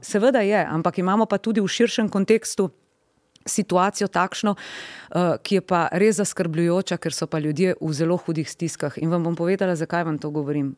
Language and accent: Slovenian; Slovenia; smo Slovenci